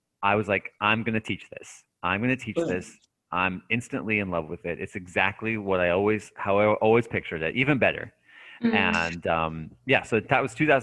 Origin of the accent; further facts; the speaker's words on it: United States; moved away as an adult; also born or lived in Japan / Hawaii; as an American citizen